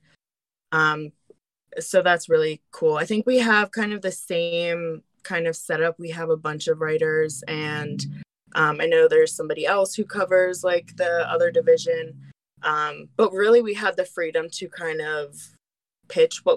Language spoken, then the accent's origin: English; Philadelphia, Pennsylvania, United States; also born or lived in Northern New Jersey / Pittsburgh; I pretty much grew up in Pennsylvania